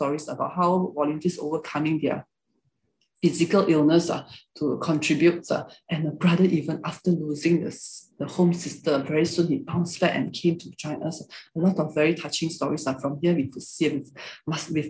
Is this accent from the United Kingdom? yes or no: no; Malaysia; first language Hakka; English is a second language; Malaysians, we can speak Malay language, most of us